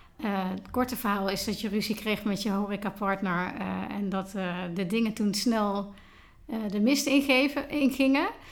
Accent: Tilburg, North Brabant, Netherlands; Vandaag ben ik in mijn thuisstad Tilburg aangeschoven

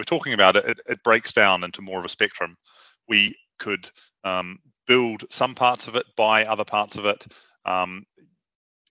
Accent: New Zealand; moved away as an adult; now in London, United Kingdom; I'm from New Zealand originally. I came to London in 2005, having just finished a master's in computer science.

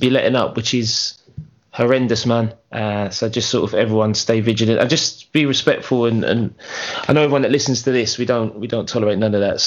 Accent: Leyton, London, United Kingdom; I'm from Leighton

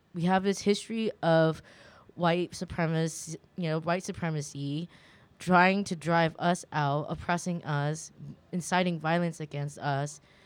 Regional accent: California, United States; I grew up in California

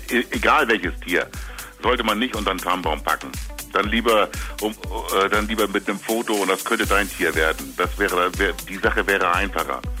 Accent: Lower Saxony, Germany; wir kommen aus Niedersachsen

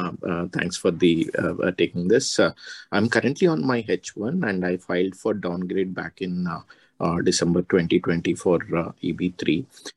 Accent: North Carolina, United States; North Carolina, basically.

